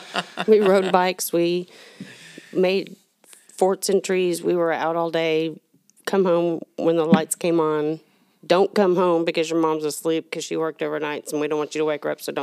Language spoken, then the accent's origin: English; Allen, Texas, United States; I grew up in Allen before it was Allen. There was a little bitty town, wasn't even on the map, literally wasn't on the map.